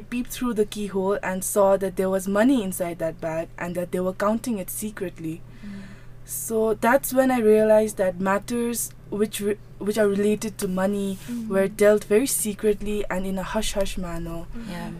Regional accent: Phuntsholing, Chukha, Bhutan; I was born and was, for the initial phase of my life, I was brought up in Finseling. So as all of you know, Finseling is the commercial hub of Bhutan

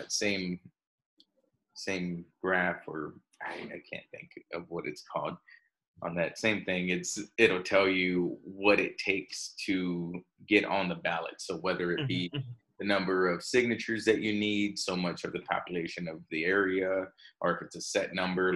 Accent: Texas, United States; I'm from Texas

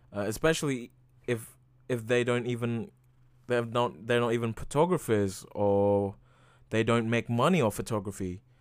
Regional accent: Indonesia; moved away; I am from Indonesia

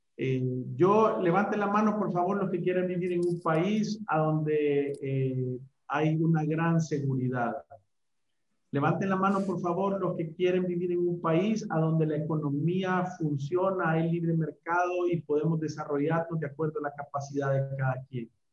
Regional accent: El Salvador; somos salvadoreños

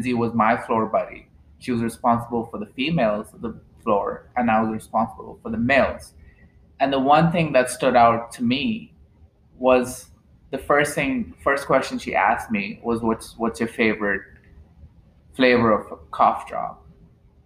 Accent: India; moved away as an adult; now in Dallas, United States; I am originally from India, and I came to the United States about 5 to 6 years ago to pursue my bachelor's

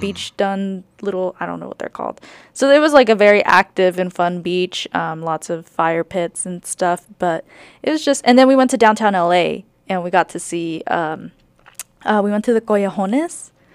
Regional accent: California, United States; moved away; also born or lived in New York; I grew up in California too

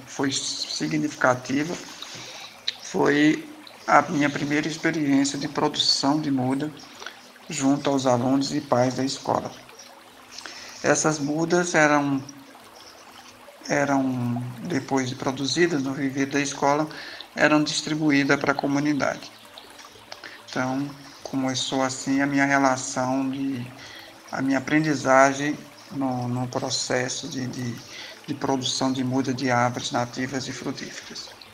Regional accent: Surubim, Pernambuco, Brazil; now in Belo Horizonte, Brazil; na minha terra natal, Surubim, Pernambuco

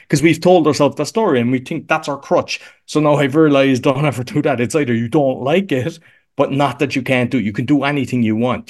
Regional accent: Cork, Munster, Ireland; accent: Irish; moved away as an adult; now in Łódź, Poland; I'm here sixteen years, but I'm originally from Cork in Ireland.

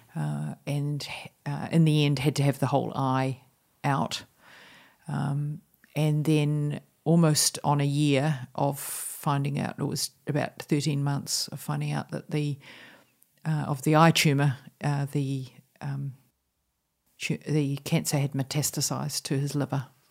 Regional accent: New Zealand; moved away as an adult; for me as a New Zealander to have a bicultural heritage

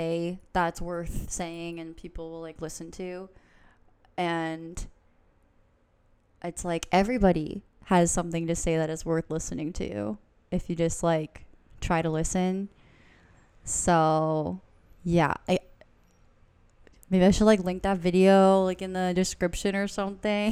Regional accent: Boston area, South Shore, Massachusetts, United States; I'm from the Boston area, from the South Shore personally.

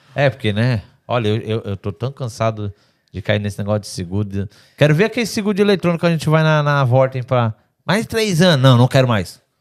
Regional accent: Brazil; now in Portugal; eu sou brasileiro, eu não tô no meu país

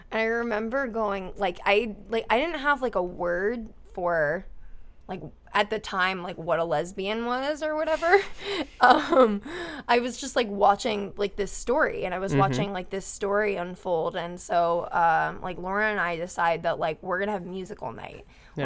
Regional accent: Cincinnati, Ohio, United States; I grew up in Cincinnati.

